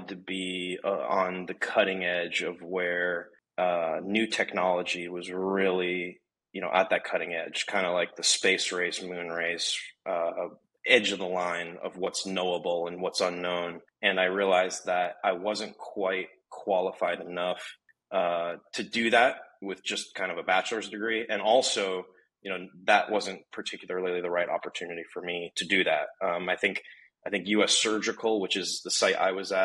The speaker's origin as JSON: {"language": "English", "region": "Connecticut", "country": "United States", "tie": "born or raised there", "said": "I'm Connecticut born and bred."}